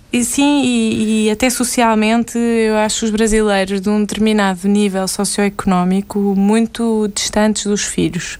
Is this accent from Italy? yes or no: no; Portugal; moved away as an adult; now in Brazil; eu sou portuguesa